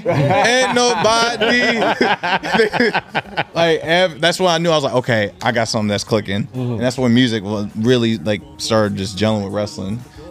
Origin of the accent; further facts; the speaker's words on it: Seattle, Washington, United States; So I'm born from Seattle, and this is my first time.